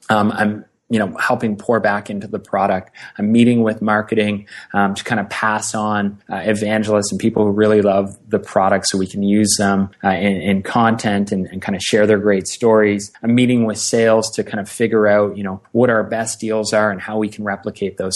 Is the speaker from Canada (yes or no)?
yes; Ottawa, Ontario, Canada; moved away as an adult; also born or lived in Halifax, Nova Scotia; I'm an Ottawa, Ontario, Canada kid, born and raised in in Ottawa